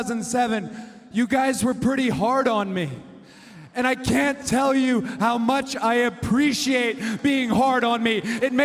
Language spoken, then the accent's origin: English; Atlanta, Georgia, United States; born or raised there